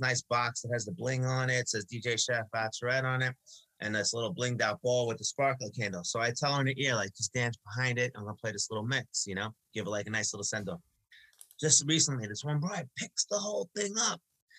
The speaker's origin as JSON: {"language": "English", "town": "Long Beach", "region": "New York", "country": "United States", "tie": "born or raised there", "said": "I grew up in Long Beach. We know all about the waters here."}